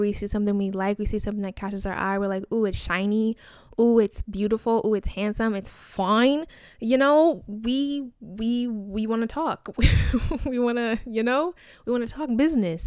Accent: Nigeria; I'm Nigerian, I'm African

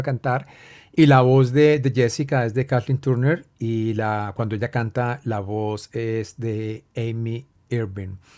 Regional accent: Cali, Valle del Cauca, Colombia; yo crecí viendo películas en un teatro vetusto en, mi tierra natal, Cali

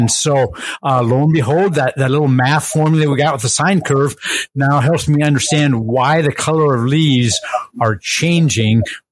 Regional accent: Iowa, United States; we're from Iowa

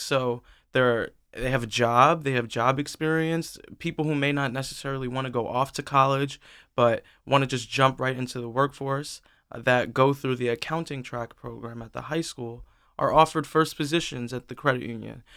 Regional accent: New York City, New York, United States; now in Delaware, United States; I was born in Brooklyn, New York. I'm not from Delaware. Um, in Sunset Park, Brooklyn, a tight-knit neighborhood, uh, with Black people, Latino people, um, and just growing up in a time where I saw gentrification

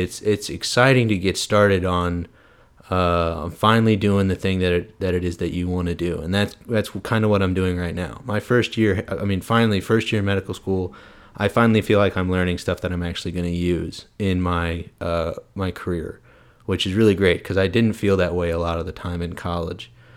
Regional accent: St. Louis, Missouri, United States; moved away as an adult; also born or lived in Arkansas; I am originally from Saint Louis, Missouri. Shout out three one four. I, uh, I am from Saint Louis. I went to Clayton High School.

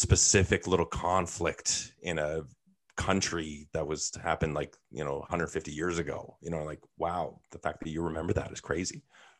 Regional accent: Thunder Bay, Ontario, Canada; I was born in Thunder Bay.

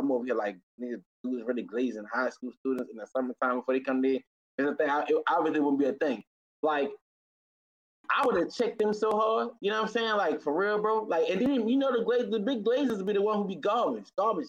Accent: New Orleans, Louisiana, United States; I'm from New Orleans

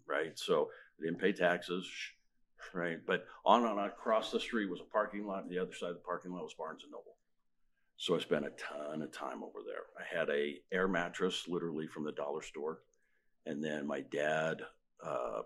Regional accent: Murray, Utah, United States; 63 years in Utah, born and raised. Murray, graduated Murray High School

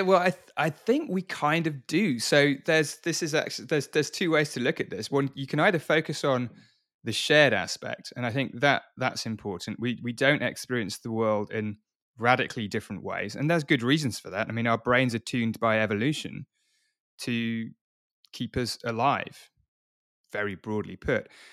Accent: Oxford, South East England, United Kingdom; I wasn't born in London. I was born in Oxford.

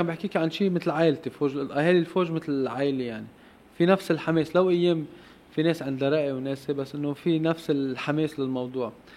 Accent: Lebanon; also born or lived in Mechmech, Lebanon; نحن كشعب لبناني

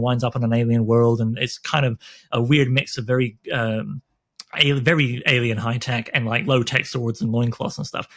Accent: Canada; I'm Canadian

